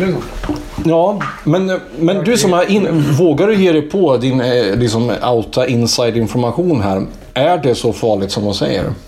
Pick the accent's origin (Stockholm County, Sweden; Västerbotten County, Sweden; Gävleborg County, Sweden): Gävleborg County, Sweden; Iggesund; jag är från Iggesund